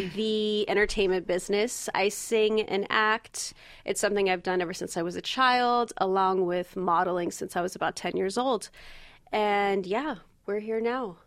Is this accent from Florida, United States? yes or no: no; Valencia, California, United States; I am from Valencia, California, which is a little north of Los Angeles. I grew up there, but I left right away